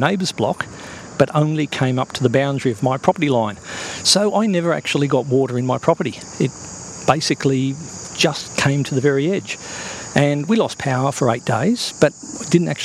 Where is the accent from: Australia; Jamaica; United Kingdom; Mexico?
Australia; Toowoomba, Queensland; my hometown of Toowoomba.